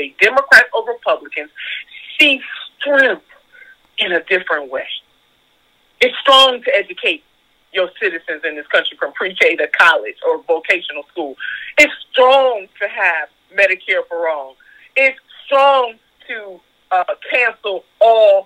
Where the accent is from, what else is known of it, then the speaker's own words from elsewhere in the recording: Ohio, United States; my home state of Ohio